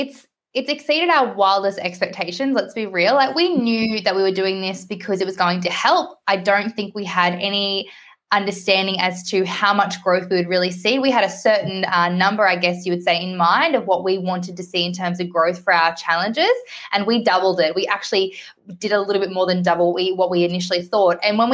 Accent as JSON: {"language": "English", "country": "Australia", "tie": "born or raised there", "said": "I got to be born in Australia and that I'm Australian"}